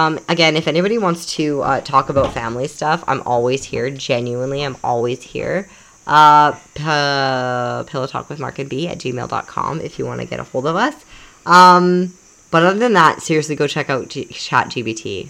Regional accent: Canada; moved away; I grew up in Canada where we just jumped in a lake

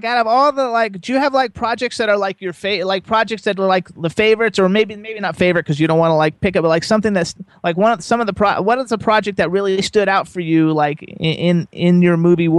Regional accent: Miami, Florida, United States; from Miami. I grew up down there.

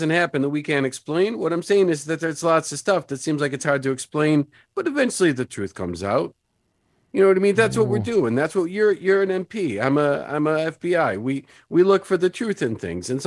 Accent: Brooklyn, New York, United States; I'm from Brooklyn. If you don't speak up loud, I don't hear nothing.

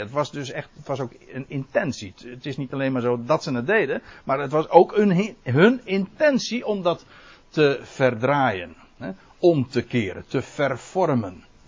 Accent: Netherlands; wij als Nederlanders

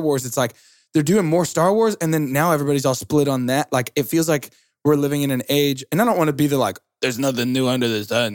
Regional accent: Atlanta, Georgia, United States; Atlanta, Georgia

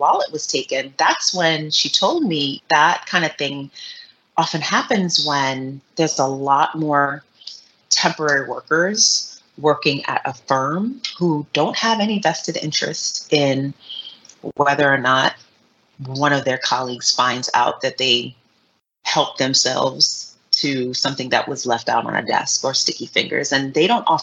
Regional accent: New York City, New York, United States; as a New Yorker, born and raised New Yorker

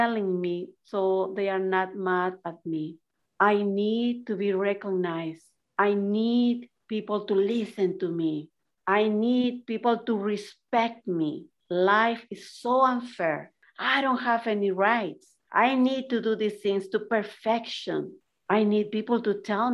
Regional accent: Peru; moved away; I was raised in Peru.

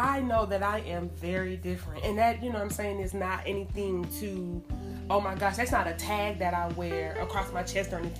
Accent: Atlanta, Georgia, United States; I grew up here in Atlanta

